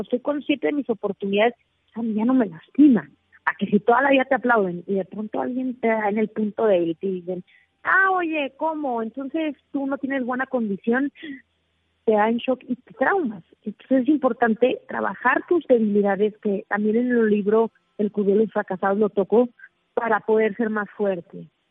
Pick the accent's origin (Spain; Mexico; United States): Mexico; yo soy mexicana